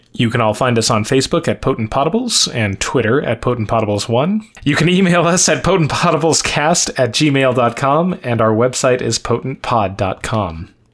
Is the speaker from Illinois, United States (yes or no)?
no; New York, United States; I was from New York